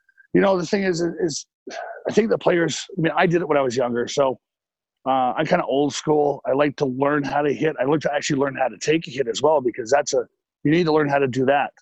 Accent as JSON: {"language": "English", "town": "Lethbridge", "region": "Alberta", "country": "Canada", "tie": "born or raised there", "also_born_or_lived": "Vancouver", "moved": "yes", "lives_now": "San Jose, United States", "said": "where I grew up in Lethbridge"}